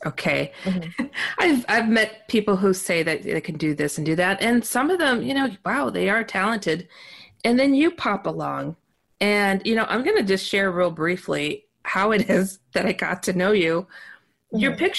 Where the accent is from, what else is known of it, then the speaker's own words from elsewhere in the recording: Milwaukee, Wisconsin, United States; I see you're from my hometown of Milwaukee, Wisconsin.